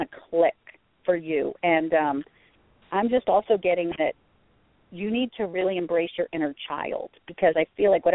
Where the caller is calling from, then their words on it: Pennsylvania, United States; I'm calling from Pennsylvania.